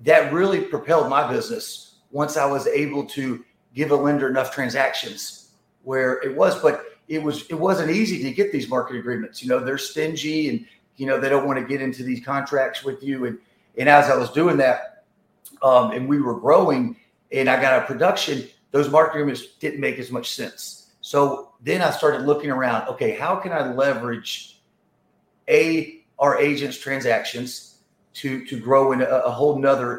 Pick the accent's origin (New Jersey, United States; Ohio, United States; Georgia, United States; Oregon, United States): Georgia, United States; Atlanta; also born or lived in Dallas; I'm from Atlanta, Georgia